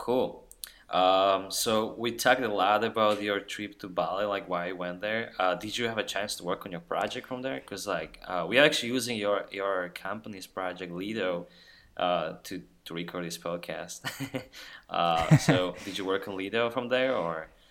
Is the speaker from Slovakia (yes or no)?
yes; Slovakia; now in Austin, United States; I'm a dude from Slovakia working now in Austin, Texas for IBM